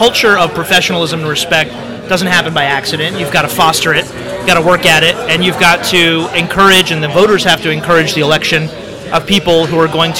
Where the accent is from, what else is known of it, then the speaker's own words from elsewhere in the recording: Baltimore, Maryland, United States; also born or lived in Palo Alto, California / Montgomery County, Maryland; always knew I was coming back to Maryland because I have strong roots here. I born and raised in Baltimore